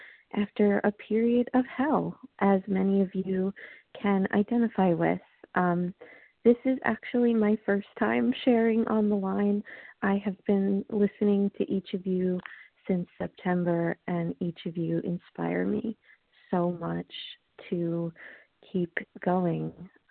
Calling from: Long Island, New York, United States; I'm calling from Long Island, New York.

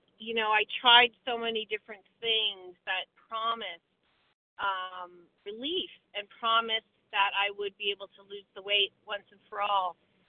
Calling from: Vermont, United States; from Vermont.

